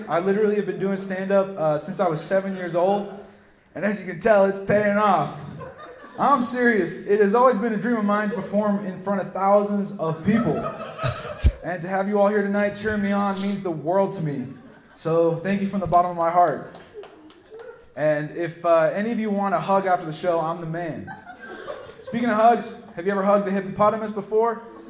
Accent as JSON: {"language": "English", "region": "London", "country": "United Kingdom", "tie": "born or raised there", "moved": "yes", "lives_now": "United States", "said": "Some backstory on me. I was raised in England. And yes, that means I'm British."}